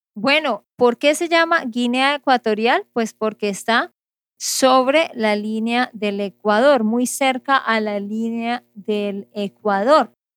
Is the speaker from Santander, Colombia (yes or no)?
yes; Santander, Colombia; de Santander, Colombia